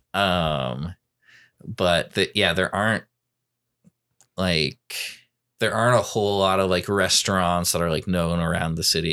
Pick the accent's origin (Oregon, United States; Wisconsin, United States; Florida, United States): Oregon, United States; Portland; I grew up in Southwest Portland, which is, um, on the other side of the city